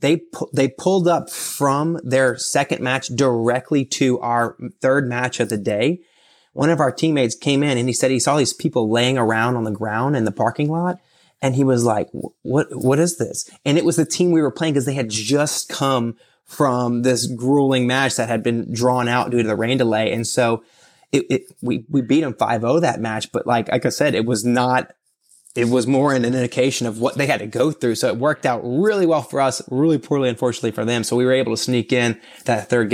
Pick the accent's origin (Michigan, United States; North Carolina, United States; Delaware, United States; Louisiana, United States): Louisiana, United States; Yeah, I'm from Louisiana, so it was pretty cool in my opinion.